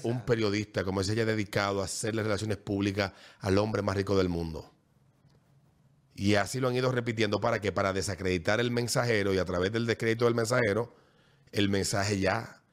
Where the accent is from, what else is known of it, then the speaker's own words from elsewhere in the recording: Dominican Republic; lo que hoy somos dominicanos